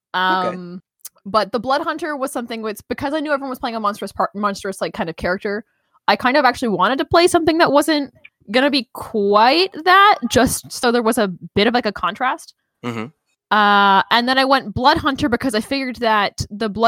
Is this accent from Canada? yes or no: yes; Canada; I'm also Canadian